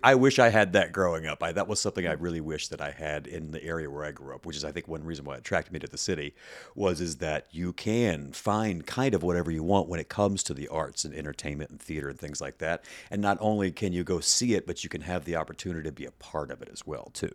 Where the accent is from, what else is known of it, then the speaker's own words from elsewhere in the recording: Mississippi Gulf Coast, United States; also born or lived in West Virginia / upstate New York; now in Chicago, United States; I grew up on the Mississippi Gulf Coast